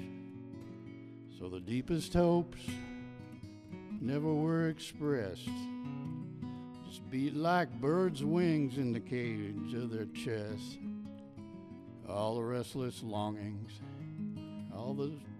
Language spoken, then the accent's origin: English; Midwest, United States; now in Spokane, United States; I'm from the Midwest